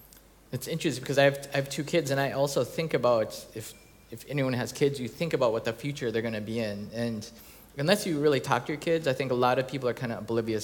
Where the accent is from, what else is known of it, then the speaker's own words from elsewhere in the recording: United States; now in Hamburg, Germany; since I'm American, but I live in Germany